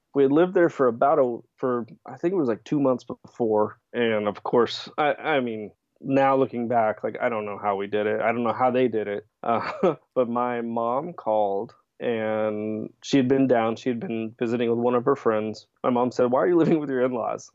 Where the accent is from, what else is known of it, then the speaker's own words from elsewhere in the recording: Tennessee, United States; moved away as an adult; also born or lived in Florida; I grew up in Tennessee